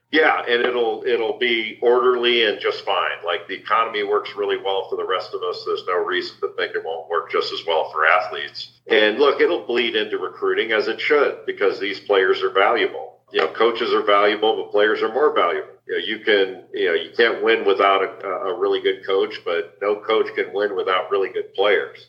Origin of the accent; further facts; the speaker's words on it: Los Angeles, California, United States; I grew up in Los Angeles